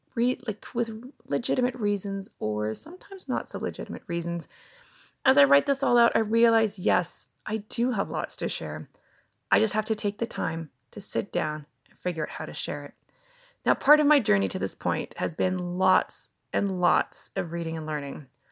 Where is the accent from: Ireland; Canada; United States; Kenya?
Canada; I'm a Canadian mom of two grown children